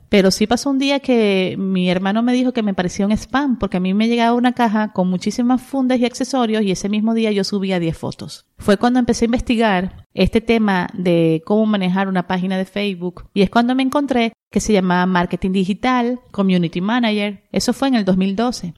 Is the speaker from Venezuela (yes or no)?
yes; Venezuela; moved away as an adult; also born or lived in Maracaibo, Zulia, Venezuela; now in Monterrey, Mexico; Soy venezolana. Eh, tengo 12 años viviendo en Monterrey, México